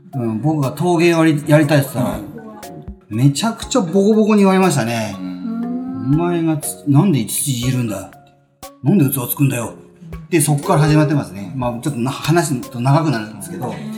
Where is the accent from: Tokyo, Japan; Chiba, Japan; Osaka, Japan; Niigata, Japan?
Chiba, Japan; Funabashi; now in Sakura, Japan; 僕はあの、千葉で生まれ、千葉で育ち。はい、なので、船橋、うん、船橋で育ち